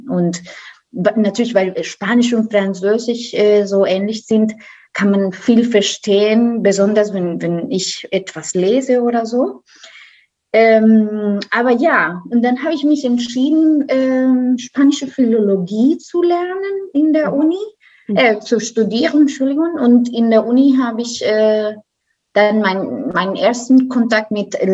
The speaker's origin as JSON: {"language": "German", "country": "Costa Rica", "second_language": "German", "lives_now": "Germany", "said": "Ich komme äh, aus Costa Rica."}